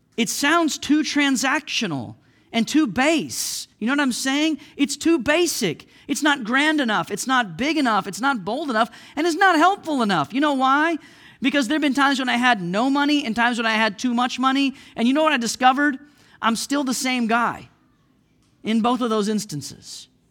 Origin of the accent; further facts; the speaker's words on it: Oklahoma, United States; moved away as an adult; also born or lived in Missouri; now in Saint Louis, United States; I was from Oklahoma. I lived in Oklahoma all my life. I moved to Missouri